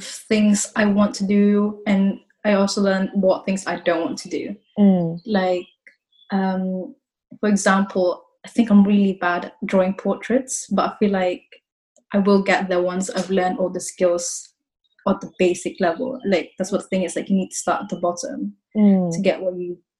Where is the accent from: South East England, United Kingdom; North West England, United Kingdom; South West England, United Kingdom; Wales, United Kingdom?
South West England, United Kingdom; Exeter; also born or lived in Philippines; now in London, United Kingdom; I grew up in Exeter. I was born in Philippines. I moved around quite a lot, like, since I was a kid. And, well, to be honest, I'm in London now.